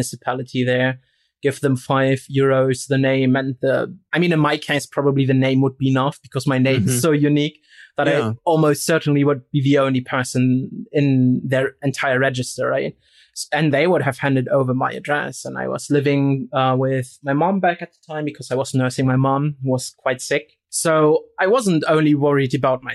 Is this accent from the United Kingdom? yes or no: no; Rostock, Mecklenburg-Vorpommern, Germany; moved away